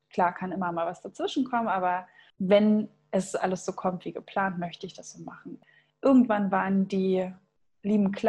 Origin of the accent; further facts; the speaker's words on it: Thuringia, Germany; now in Hamburg, Germany; Und zwar komme ich ja ursprünglich aus Thüringen und meine Eltern sind tatsächlich beide auch Lehrer